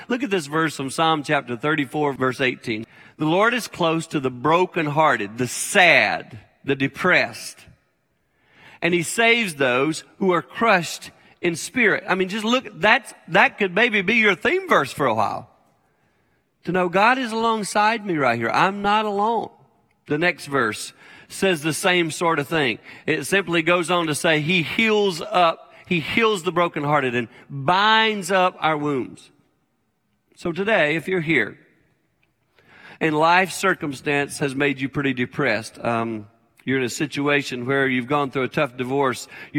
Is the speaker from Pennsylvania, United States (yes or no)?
yes; Philadelphia, Pennsylvania, United States; I did not know him at all. I was from Philadelphia.